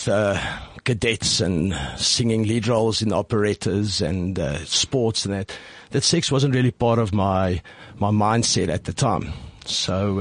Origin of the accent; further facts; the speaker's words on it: Pretoria, Gauteng, South Africa; first language Afrikaans; English is a second language; very conservative, Afrikaans-speaking, little lighty in Pretoria